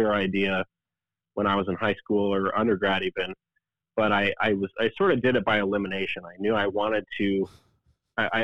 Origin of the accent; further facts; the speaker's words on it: Aberdeen, South Dakota, United States; moved away as an adult; now in Lincoln, United States; I grew up in South Dakota, believe it or not. And Aberdeen, South Dakota, it's a pretty small town